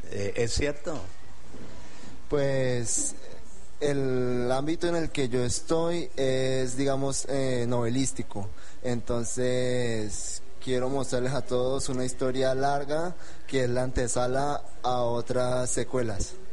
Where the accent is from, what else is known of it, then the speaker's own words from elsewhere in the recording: Espinal, Tolima, Colombia; tengo 24 años, soy del Espinal Tolima y he escrito mi primer libro